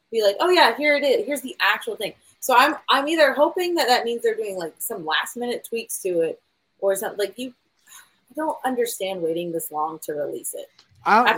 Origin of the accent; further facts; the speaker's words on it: North Carolina, United States; "Where are you from?" I said North Carolina, and I'm like North Kakalaki.